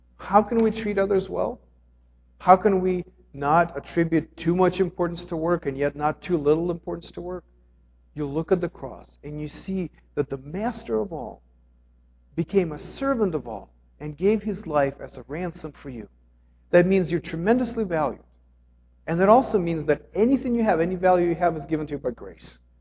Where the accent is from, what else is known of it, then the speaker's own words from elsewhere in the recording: Ukraine; moved away; I grew up in Ukraine.